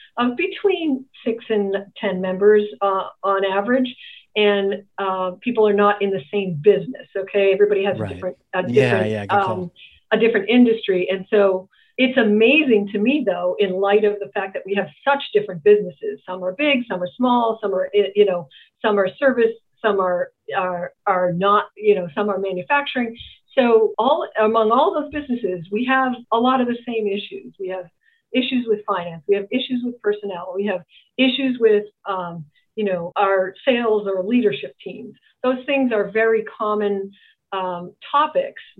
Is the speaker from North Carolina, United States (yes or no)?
no; Boston, Massachusetts, United States; I grew up in a very big family in federal housing projects in Boston